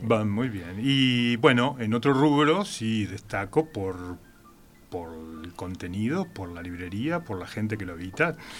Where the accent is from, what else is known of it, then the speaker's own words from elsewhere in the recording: Montevideo, Uruguay; also born or lived in San Carlos; Con dos años ya estaba en Montevideo